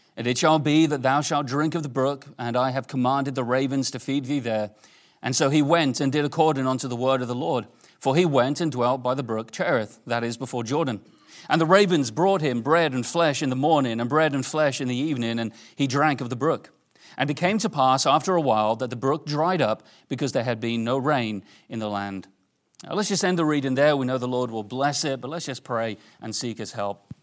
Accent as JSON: {"language": "English", "region": "England", "country": "United Kingdom", "tie": "born or raised there", "moved": "yes", "said": "I grew up in England"}